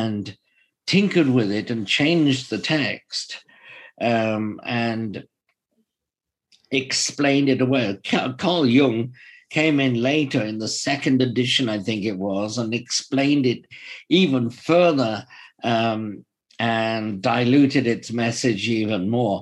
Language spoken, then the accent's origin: English; Welsh, Wales, United Kingdom; being Welsh myself